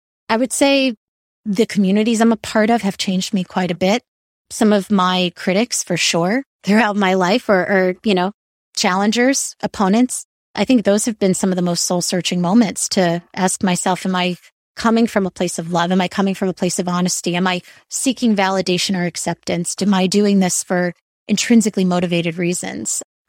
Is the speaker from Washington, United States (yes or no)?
no; New York, United States; And I find also nature always, especially as a New Yorker, I try to escape to nature whenever I can.